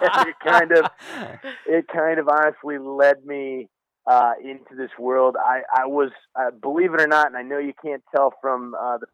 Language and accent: English; Indiana, United States; moved away; I'm from Indiana originally, a little farming Amish community in northern Indiana